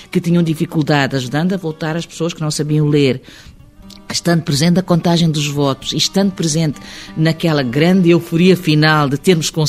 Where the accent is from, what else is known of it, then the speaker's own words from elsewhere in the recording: Benaulim, Goa, India; now in Lisbon, Portugal; era a minha aldeia, é porque era Benão Linda, qual me orgulho muito